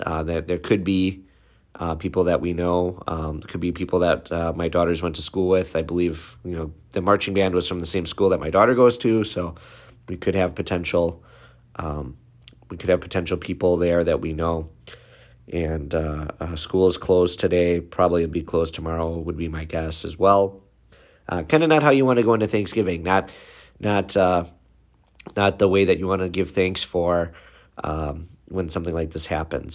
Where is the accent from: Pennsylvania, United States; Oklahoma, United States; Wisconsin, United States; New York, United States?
Wisconsin, United States; Waukesha; city of Waukesha, which is my hometown, it's about five minutes from my office